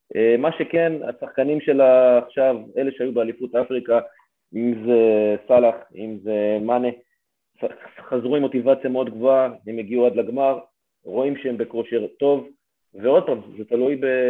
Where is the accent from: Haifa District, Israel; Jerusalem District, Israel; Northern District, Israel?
Haifa District, Israel; Haifa; בתור בחור חיפאי